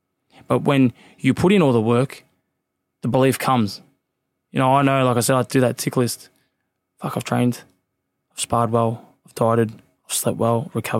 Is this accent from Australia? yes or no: yes; Craigieburn, Victoria, Australia; Oh, man, it was tough. If you couldn't fight, you wouldn't survive. But, look, back then, I actually went past it recently because I've moved, obviously, but it's like the city now.